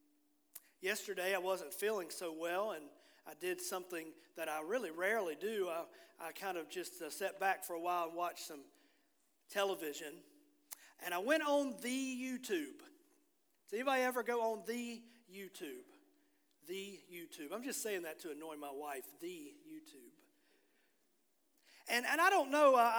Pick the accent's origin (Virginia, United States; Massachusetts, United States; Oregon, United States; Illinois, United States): Virginia, United States; Bluefield; moved away; I grew up on the Virginia side. I was born on the West Virginia side